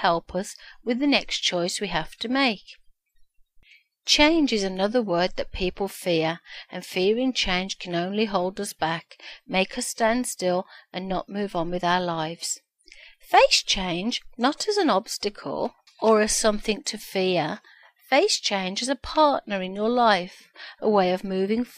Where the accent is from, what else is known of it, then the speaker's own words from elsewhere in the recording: Birmingham, West Midlands, United Kingdom; accent: Brummie; moved away as an adult; now in Ontario, Canada; I was born in the UK, Birmingham, the second biggest city after London. I moved to Ontario, Canada, 12 years ago. And yes, amazingly enough, I still have my Brummie accent.